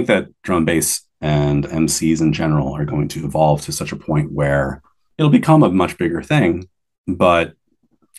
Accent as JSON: {"language": "English", "country": "United States", "moved": "yes", "said": "being American originally"}